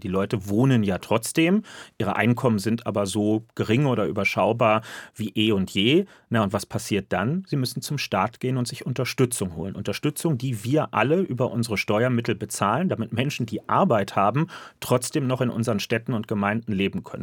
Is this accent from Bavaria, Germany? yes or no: no; Berlin, Germany; ich bin Berliner.